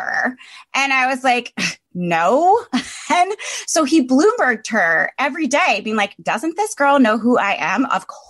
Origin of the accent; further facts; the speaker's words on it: Connecticut, United States; moved away; I'm from Connecticut.